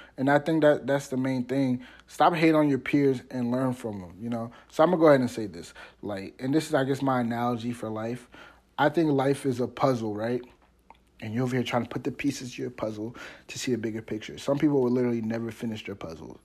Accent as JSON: {"language": "English", "area": "Washington D.C. metropolitan area", "region": "Maryland", "country": "United States", "also_born_or_lived": "Cape Girardeau, Missouri", "said": "I'm from Maryland. specifically the Washington, D C metropolitan area"}